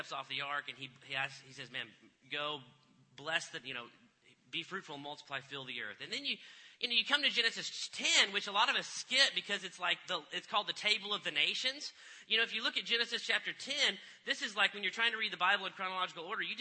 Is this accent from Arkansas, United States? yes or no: yes; Fayetteville, Arkansas, United States; I'm from Fayetteville, Arkansas